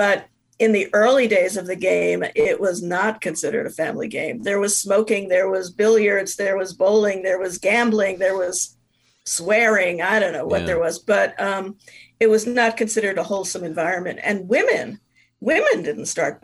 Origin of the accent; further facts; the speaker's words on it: New York, United States; moved away as an adult; I grew up in New York. I came here after college